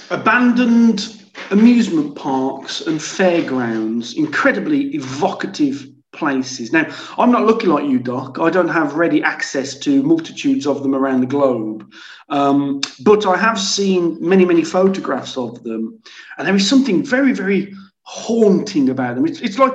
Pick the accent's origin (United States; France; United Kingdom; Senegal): France; from France